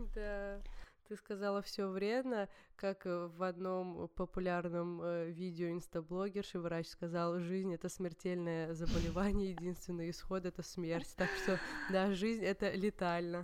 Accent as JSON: {"language": "Russian", "country": "Georgia", "said": "я всегда видела горы, ну, горную местность, потому что я из Грузии, и это типичная, типичный грузинский ландшафт даже."}